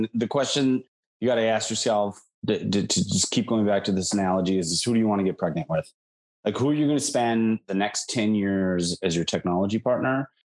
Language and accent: English; Minnesota and Wisconsin, Midwest, United States; moved away; I talked to my friends in the Midwest where I grew up. I grew up in Minnesota and Wisconsin.